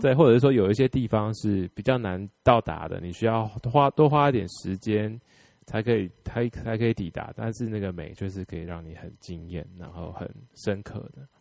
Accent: Taiwan; 我们台湾人

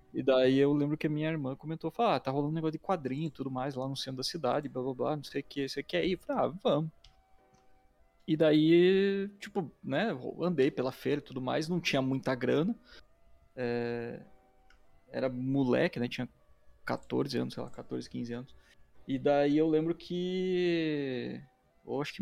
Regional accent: Curitiba, Paraná, Brazil; eu sou de Curitiba, nascido aqui, é, moro aqui ainda

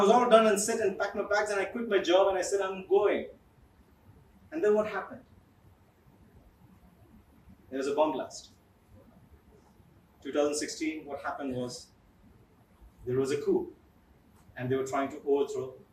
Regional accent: Kerala, India; I am from Kerala

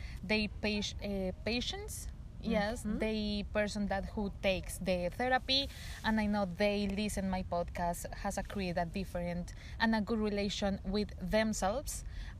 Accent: Bogotá, Colombia; English is a second language; I'm from Bogota.

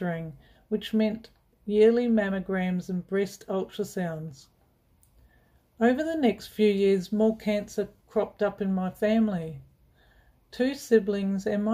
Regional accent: New Zealand; I grew up in New Zealand

